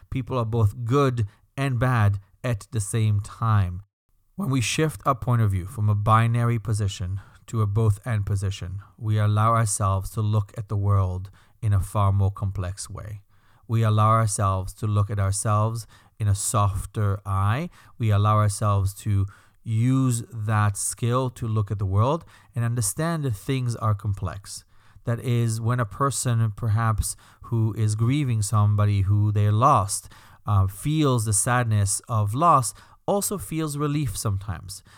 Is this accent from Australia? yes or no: no; Belgium; accent: slight accent; moved away; That's my slight accent, by the way. I'm Belgian.